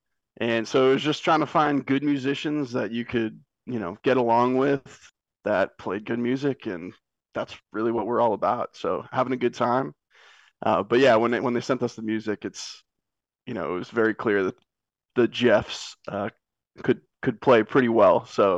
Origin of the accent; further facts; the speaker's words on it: Massachusetts, United States; So I'm originally from Massachusetts.